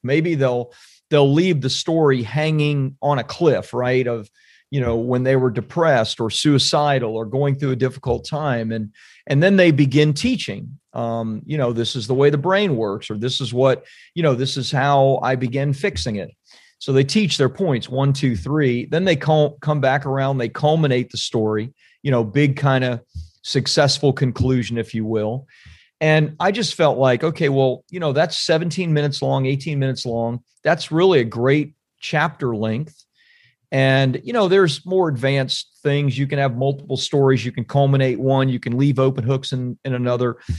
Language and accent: English; Central Florida, United States; also born or lived in California; now in Saint Augustine, United States; I'm from Central Florida